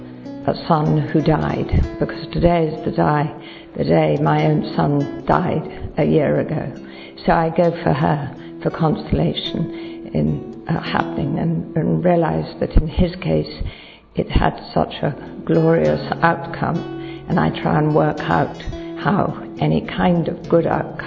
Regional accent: London, United Kingdom; I'm from London.

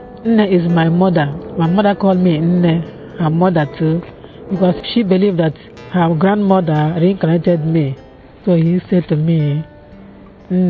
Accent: Nigeria; now in London, United Kingdom; I was born in Nigeria

